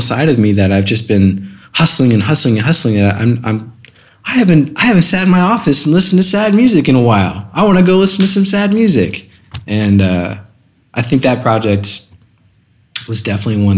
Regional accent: Scottsdale, Arizona, United States; also born or lived in California; I was born in California, moved to Scottsdale, Arizona when I was two. So pretty much just lived in Arizona my whole life.

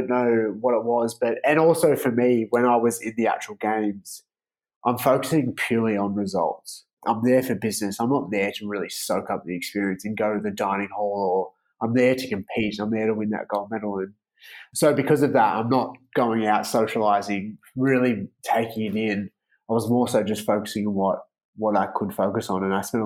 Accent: Melbourne, Victoria, Australia; where I grew up in Melbourne

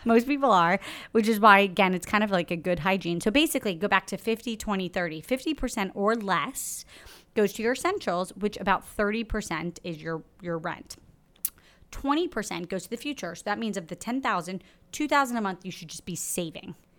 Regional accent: Florida, United States; now in New York City, United States; I'm from Florida

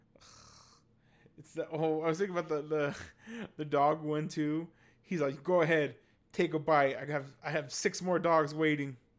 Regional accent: San Jose, California, United States; I grew up on the east side of San Jose.

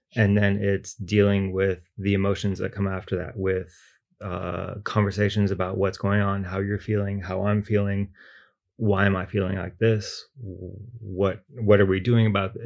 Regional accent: Austin, Texas, United States; moved away as an adult; now in Beijing, China; I'm originally from Austin, Texas

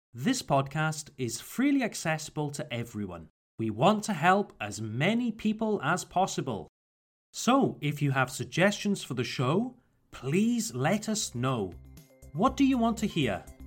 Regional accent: Wales, United Kingdom; my home country, Wales

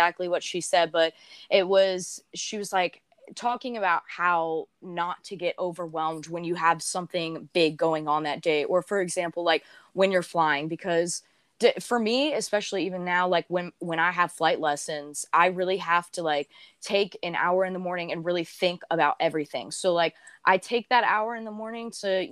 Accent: the South, United States; I grew up in the South

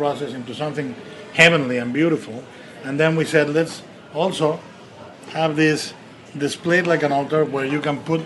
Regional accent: Jalisco, Mexico; I'm from Jalisco. This is a callback about my roots

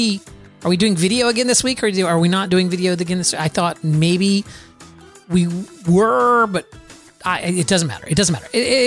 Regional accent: Florida, United States; Florida. Rain lasts for minutes in Florida and then it stops.

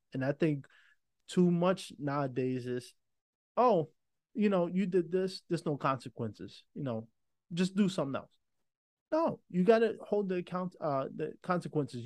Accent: New York, United States; I'm from New York

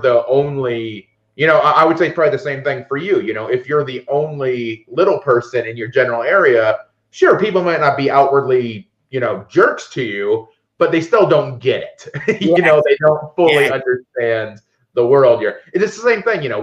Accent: Northwest Indiana, United States; My hometown was maybe 3,000 people, little town in Northwest Indiana.

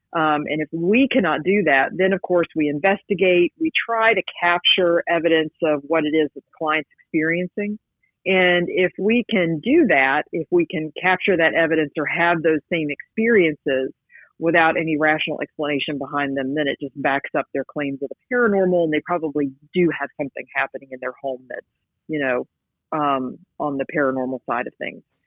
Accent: West Virginia, United States; moved away as an adult; now in Georgia, United States; I grew up in West Virginia, which you know is the land of the X Files

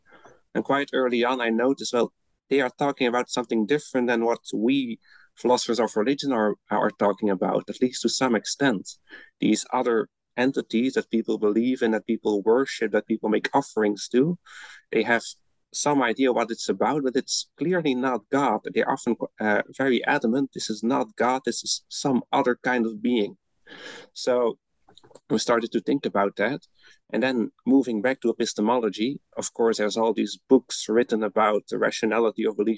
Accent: Belgium; English is a second language; moved away as an adult; now in Netherlands; I'm originally from Belgium, where I studied first, and then I moved to the Netherlands to get my PhD.

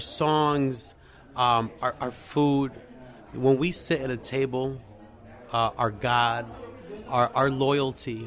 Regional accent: Puerto Rico; I'm from Puerto Rico

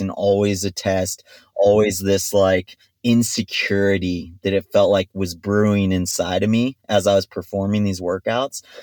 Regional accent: Big Bear Lake, California, United States; also born or lived in Stanford / Mammoth Lakes; I grew up in Big Bear Lake at altitude

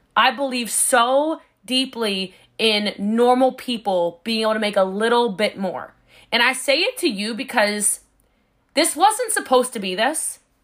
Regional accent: Texas, United States; I'm a Texan

